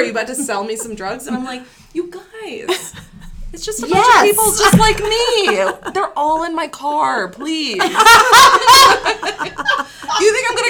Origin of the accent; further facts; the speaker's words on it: Troy, Michigan, United States; now in Utah, United States; oh, you're from Michigan, like, whereabouts? And I'm like, from Detroit, because I'm not going to tell them what random suburb I'm from.